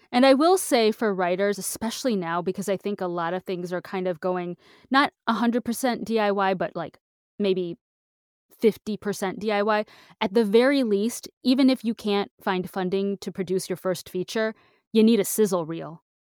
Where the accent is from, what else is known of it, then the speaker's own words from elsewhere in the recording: Michigan, United States; I'm from Michigan